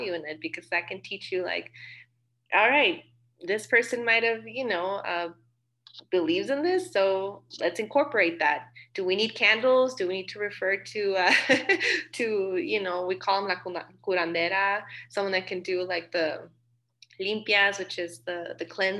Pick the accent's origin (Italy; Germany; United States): United States; El Paso, Texas; I'm from El Paso